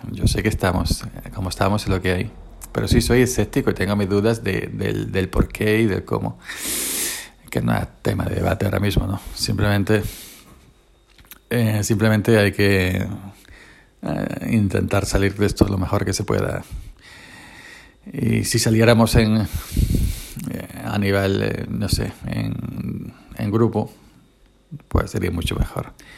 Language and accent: Spanish; Andalusia, Spain; mi pueblo es uno de los pueblos, de los tantos pueblos de Andalucía